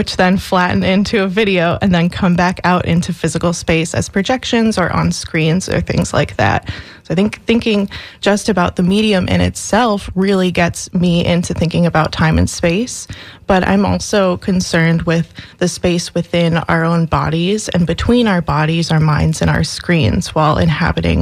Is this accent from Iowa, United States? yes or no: no; Minnesota, United States; moved away as an adult; now in Florida, United States; I'm originally from Minnesota